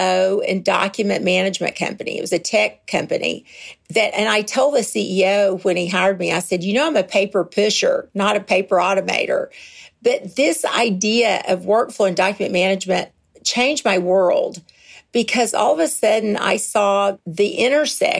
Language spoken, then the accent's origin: English; Kentucky, United States; moved away as an adult; also born or lived in Nuremberg, Germany; I am originally from Kentucky. It's a beautiful bluegrass state, and I lived there until I was 23